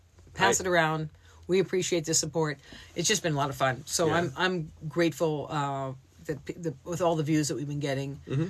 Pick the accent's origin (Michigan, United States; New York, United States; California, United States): California, United States; I'm from California.